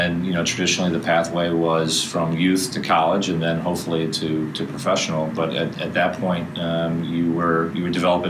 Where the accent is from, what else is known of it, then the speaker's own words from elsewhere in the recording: Chicago, Illinois, United States; moved away as an adult; now in St. Louis, United States; But I'm originally from Chicago and have been coaching up there. And my wife is from this area, so we moved down here in the fall of 2006.